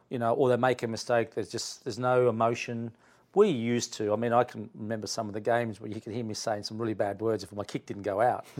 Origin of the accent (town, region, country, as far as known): Queanbeyan, New South Wales, Australia; born or raised there; also born or lived in Italy